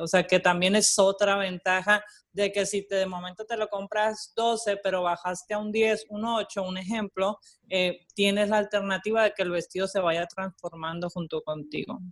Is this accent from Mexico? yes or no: yes; Mexico; moved away as an adult; now in Puerto Rico; yo estudié diseño y coordinación de modas en México, soy mexicana, eh, llevo 13 años viviendo ya aquí